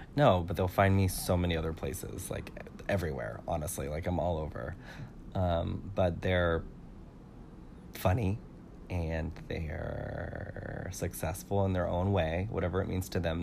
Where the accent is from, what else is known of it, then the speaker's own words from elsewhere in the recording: California, United States; I'm from California